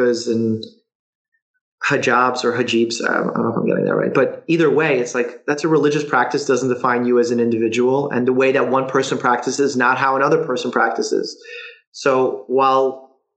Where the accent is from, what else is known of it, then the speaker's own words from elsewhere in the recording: New York City, New York, United States; also born or lived in Russia; I grew up in Bay Ridge, Brooklyn, which was heavy Muslim community